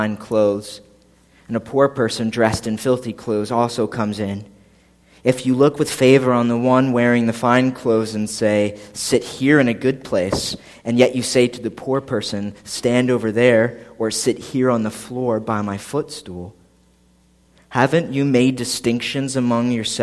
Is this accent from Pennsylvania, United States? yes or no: yes; Philadelphia, Pennsylvania, United States; moved away as an adult; now in New Egypt, United States; I grew up outside of Philadelphia, like 15 minutes from the airport